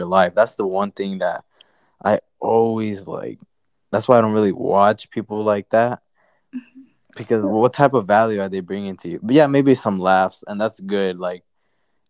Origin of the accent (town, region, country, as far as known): near Peoria, Arizona, United States